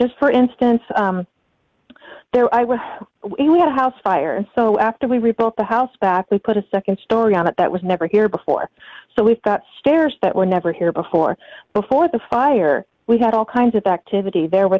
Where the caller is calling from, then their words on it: Southern Indiana, United States; I'm calling from Southern Indiana.